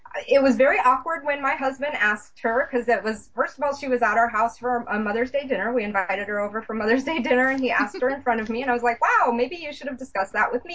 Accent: Atlanta, Georgia, United States; born there; now in Bellevue, United States; I lived in Atlanta. I was born in Atlanta. I've kind of been all over the place.

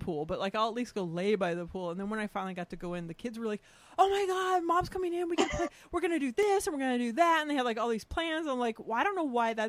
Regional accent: California, United States; growing up in California

